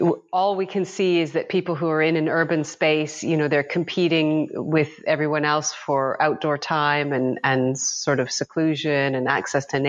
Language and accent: English; Western Canada, Canada; also born or lived in Hong Kong; now in United Kingdom; I grew up in Western Canada